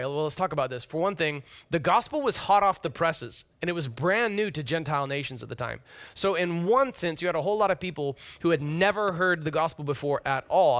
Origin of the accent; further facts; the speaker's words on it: Deep South, United States; also born or lived in Orlando, Florida / Nashville, Tennessee; now in Seattle, United States; having been born and raised in the Deep South and then lived in the heavily diverse area of Orlando and metropolitan Nashville, now having come here